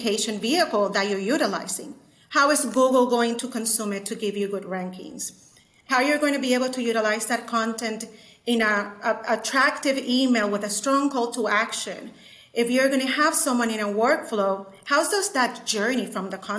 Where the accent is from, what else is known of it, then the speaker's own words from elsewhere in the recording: San Juan, Puerto Rico; now in Chattanooga, United States; I'm originally from San Juan, Puerto Rico